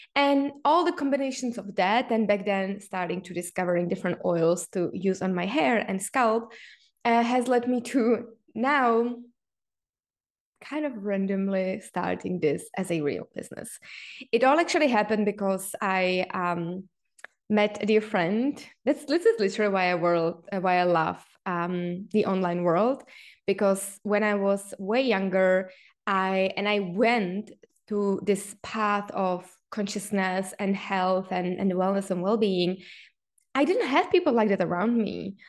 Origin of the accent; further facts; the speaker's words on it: Czechia; me being Czech, growing up in Czech Republic